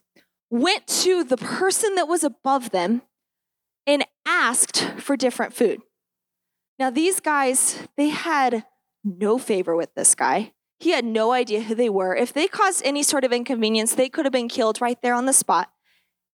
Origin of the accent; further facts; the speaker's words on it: Grand Junction, Colorado, United States; I have been born and raised in Grand Junction. I haven't left it a ton, and I feel comfortable here